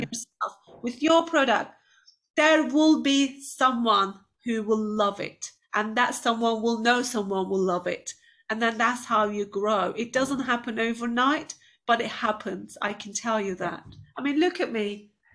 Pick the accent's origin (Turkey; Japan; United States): Turkey; moved away as an adult; now in United Kingdom; I was quite an outgoing girl growing up in Turkey